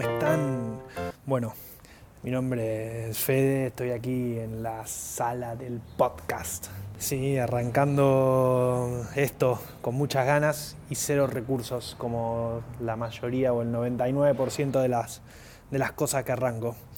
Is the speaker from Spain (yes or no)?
no; Argentina; soy argentino